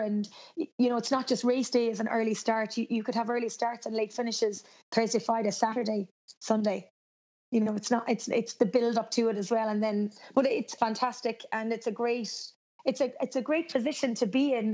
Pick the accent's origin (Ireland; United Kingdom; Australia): Ireland; Cork, Munster; now in Galway, Ireland; I'm from Cork, even though I live in Galway, which is on the west of Ireland